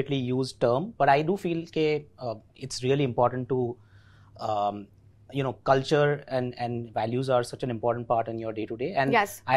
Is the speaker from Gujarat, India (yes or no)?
yes; Ahmedabad, Gujarat, India; accent: Gujarati; first language Gujarati; English is a second language; I'm born and brought up in Ahmedabad. Gujarati. My mother tongue is Gujarati, so you know, probably you can see in my accent as well.